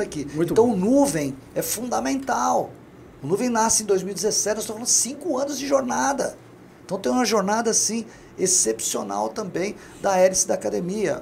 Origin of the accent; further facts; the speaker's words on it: São Paulo, Brazil; now in Governador Valadares, Brazil; Eu sou paulistano